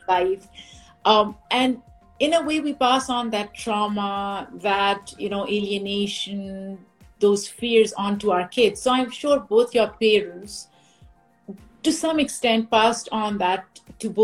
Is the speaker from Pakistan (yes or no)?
yes; Pakistan; moved away; I grew up in Pakistan.